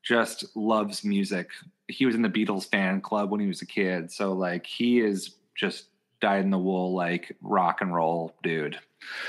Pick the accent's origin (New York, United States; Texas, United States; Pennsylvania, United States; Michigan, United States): Pennsylvania, United States; Philadelphia; I grew up in Philly, in a section of town called Fairmount, right outside of Center City